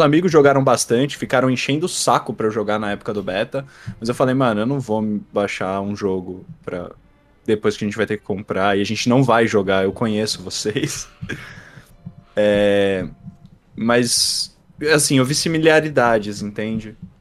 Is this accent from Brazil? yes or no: yes; Brazil; Eu sou do Brasil